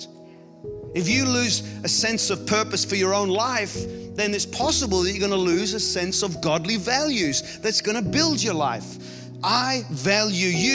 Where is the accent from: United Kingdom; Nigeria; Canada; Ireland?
Ireland; I grew up in Ireland